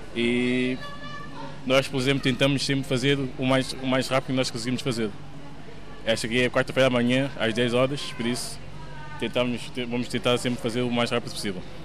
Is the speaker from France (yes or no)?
no; Portugal; sou português. nasci em Portugal.